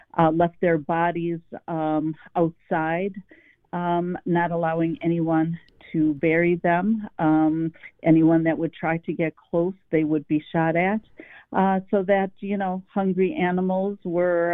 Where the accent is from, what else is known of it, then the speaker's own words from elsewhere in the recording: Palestine; also born or lived in West Virginia; now in United States; I was born in Palestine, but not in Gaza.